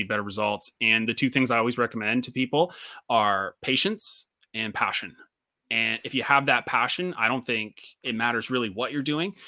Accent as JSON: {"language": "English", "country": "Canada", "said": "I'm from Canada"}